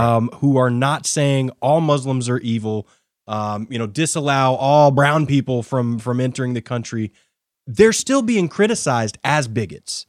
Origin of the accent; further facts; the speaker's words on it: United States; I'm an American